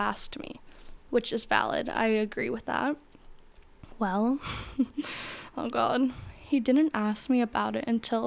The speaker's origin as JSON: {"language": "English", "region": "Florida", "country": "United States", "tie": "born or raised there", "said": "I grew up in Florida"}